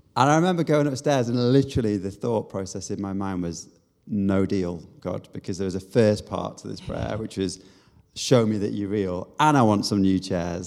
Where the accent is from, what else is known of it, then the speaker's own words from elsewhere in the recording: Manchester, North West England, United Kingdom; moved away; also born or lived in South Korea / Bath; I'm from Manchester originally, or just outside Manchester.